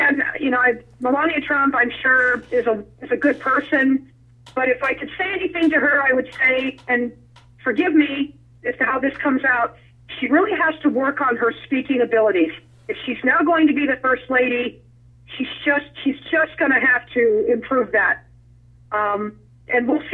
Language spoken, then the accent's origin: English; Nevada, United States; also born or lived in New Mexico; Nevada, which can somewhat, you know, be a, and that's my home state